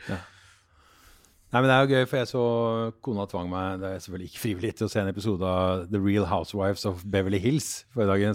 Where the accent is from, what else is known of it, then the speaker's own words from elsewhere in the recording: Oslo, Norway; also born or lived in Denmark; jeg vokste opp på, på Tåsen